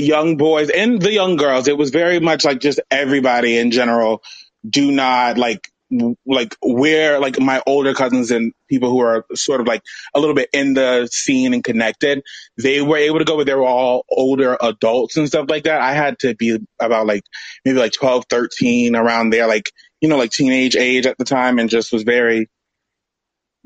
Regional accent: Miami, Florida, United States; I'm from Miami

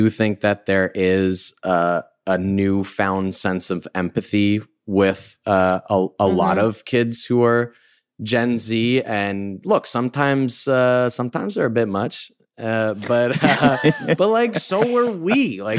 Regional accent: White Plains, New York, United States; I'm from White Plains

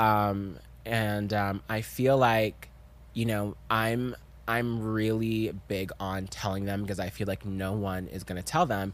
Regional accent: the South, United States; I'm from the South, and I'm African

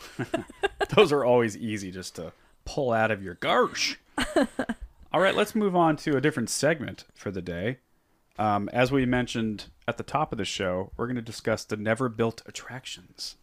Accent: United States; I'm an American

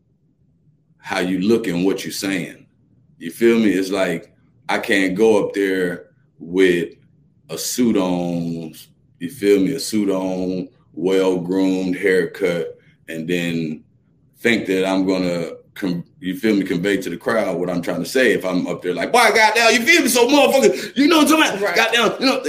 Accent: Atlanta, Georgia, United States; I'm from Atlanta

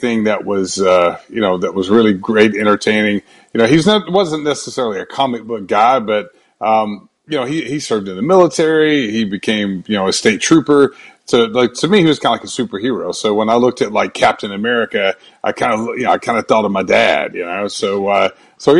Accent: Brunswick, Georgia, United States; moved away; also born or lived in Atlanta; I grew up in Brunswick, Georgia, about an hour north of Jacksonville

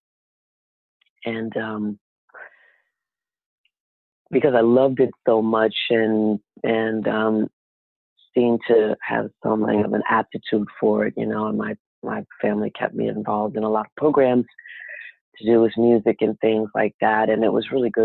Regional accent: New York City, New York, United States; also born or lived in Philadelphia / Newark; I was born and raised mostly in Harlem, but my parents were separated when I was a kid and my dad was from Philly

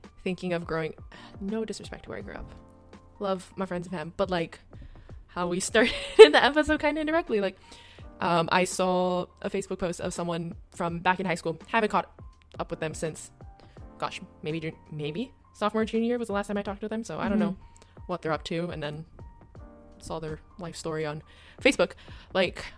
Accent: Hawaii, United States; moved away; growing up in Hawaii

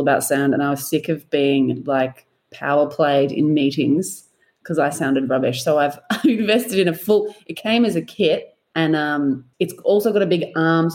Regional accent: Melbourne, Victoria, Australia; also born or lived in Perth; I am from Melbourne

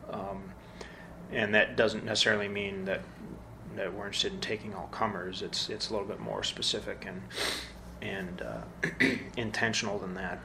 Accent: Midwest, United States; I came from the Midwest

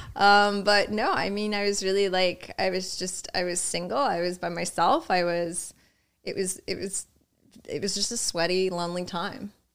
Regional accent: Boonton Township, New Jersey, United States; now in New York City, United States; Born in Jersey, born and raised in Jersey

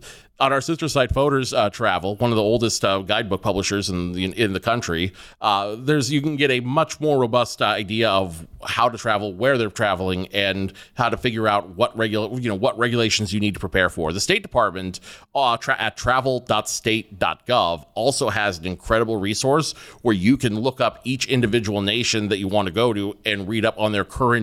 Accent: Rio Grande, California, United States; I think my favorite course is the one I grew up with in Rio Grande, California, Black Lake.

